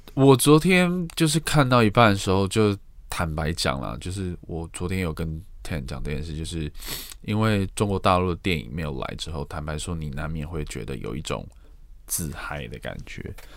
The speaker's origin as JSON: {"language": "Chinese", "country": "Taiwan", "said": "身为台湾人，或是身为在这个圈子里面工作的人"}